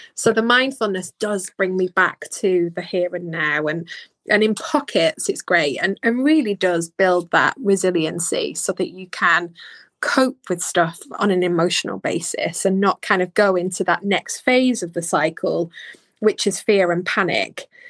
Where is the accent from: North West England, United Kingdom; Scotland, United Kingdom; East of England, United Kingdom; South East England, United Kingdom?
North West England, United Kingdom; Bolton; I'm from Bolton. I would try and hide my accent